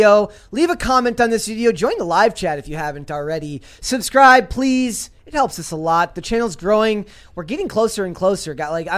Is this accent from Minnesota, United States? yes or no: yes; Minnesota, United States; I just like to support where I'm from